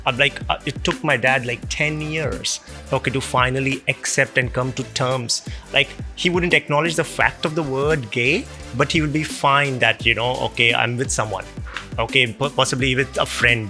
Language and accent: English; India; moved away; I'm originally from India